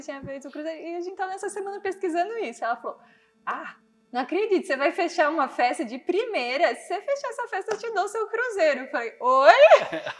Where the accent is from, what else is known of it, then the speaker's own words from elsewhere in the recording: Bocaina, São Paulo, Brazil; moved away as an adult; de Bocaina, que é a minha cidade natal, né? É onde eu nasci morei até os 17 anos lá